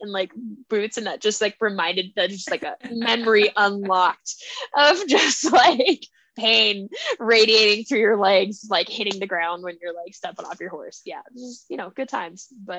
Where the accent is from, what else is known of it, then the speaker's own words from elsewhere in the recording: Arizona, United States; we're all born and raised in Arizona.